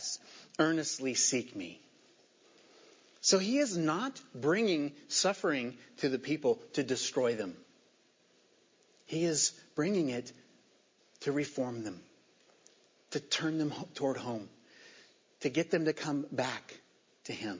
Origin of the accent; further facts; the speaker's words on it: Indiana, United States; also born or lived in Virginia; I was born in Virginia, and we moved to Indiana in 1976. When I was 9 years old